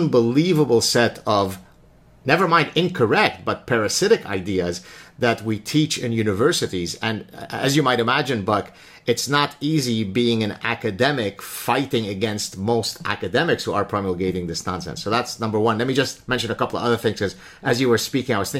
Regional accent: Lebanon; I grew up in Lebanon watching the spaghetti westerns

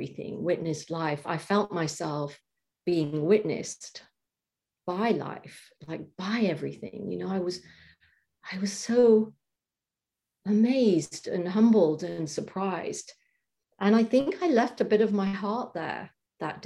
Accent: England, United Kingdom; moved away as an adult; now in United States; I'm moving back to England.

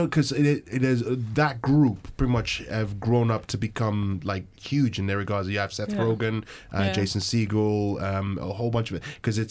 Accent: Nigeria; moved away; growing up back in Nigeria

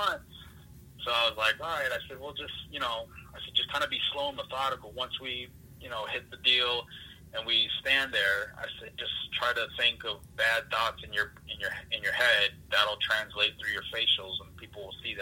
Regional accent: Fontana, California, United States; now in Pennsylvania, United States; I grew up in Fontana, California.

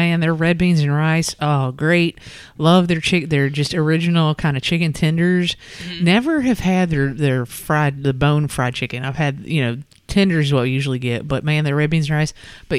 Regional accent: Northern Kentucky, United States; when I was a kid growing up in Northern Kentucky

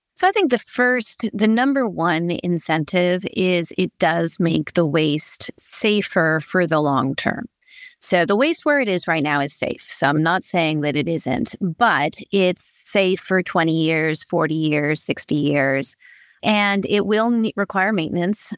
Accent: Berkeley, California, United States; I grew up in Berkeley, California.

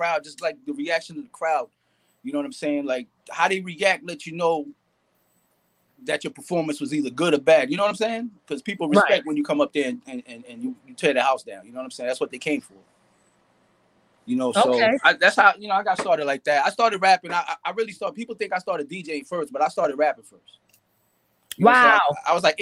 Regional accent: Nyack, New York, United States; I'm from Rockland County, 845

